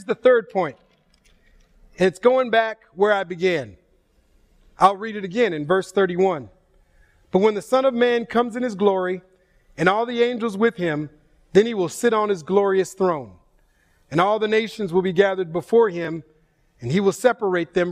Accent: Minneapolis–Saint Paul, Minnesota, United States; moved away as an adult; now in California, United States; I'm born and raised in the Twin Cities of Minnesota

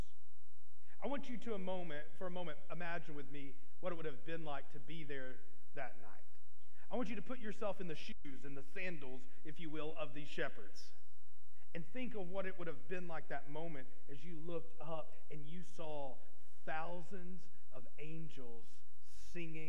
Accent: Arkansas, United States; moved away; I was from Arkansas

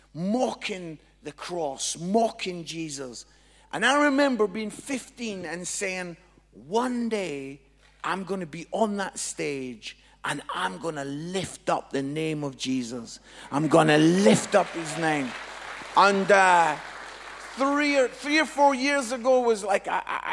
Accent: Edinburgh, Scotland, United Kingdom; now in Nottingham, United Kingdom; I'm from Edinburgh, but I live in Nottingham now

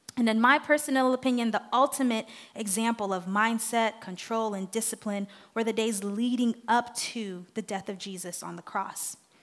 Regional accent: Haiti; English is a second language; moved away; I'm from Haiti. I'm used to the culture. I'm used to the people.

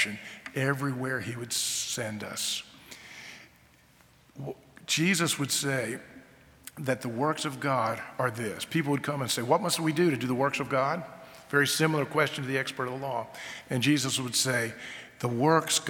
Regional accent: North Carolina, United States; I grew up in North Carolina

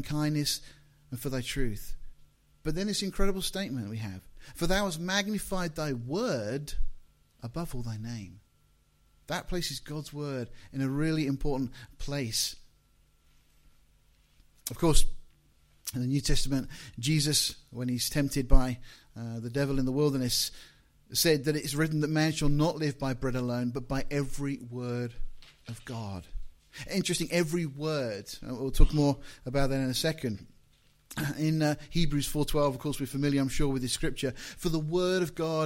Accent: Deal, South East England, United Kingdom; now in Portsmouth, United Kingdom; I was born in Deal in Kent

